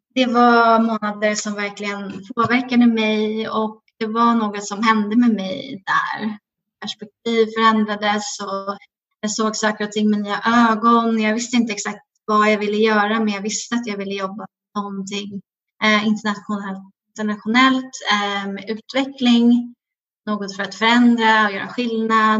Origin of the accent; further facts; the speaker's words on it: Nacka, Stockholm County, Sweden; moved away as an adult; now in New York, United States; Jag är uppvuxen här eh, i Nacka utanför Stockholm